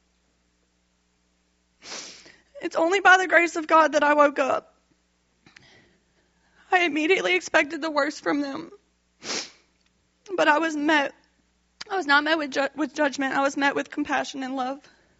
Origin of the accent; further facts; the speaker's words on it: Youngsville, Louisiana, United States; I'm 26 years old. I'm from Youngsville, Louisiana, and I'm the youngest of three girls.